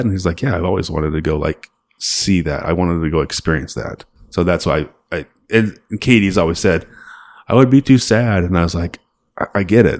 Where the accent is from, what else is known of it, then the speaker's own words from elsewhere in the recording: Salt Lake City, Utah, United States; we're from Salt Lake.